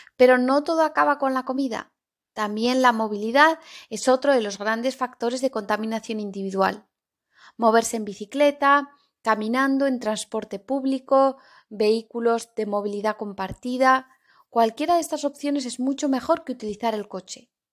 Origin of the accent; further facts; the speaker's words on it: Zaragoza, Aragon, Spain; now in Cantabria, Spain; en Zaragoza, la ciudad en la que me he criado y en la que he vivido la mayor parte de mi vida